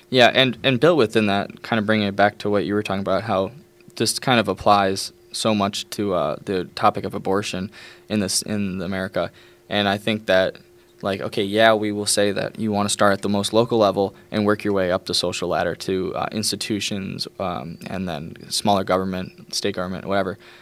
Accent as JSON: {"language": "English", "region": "New York", "country": "United States", "said": "I'm from New York"}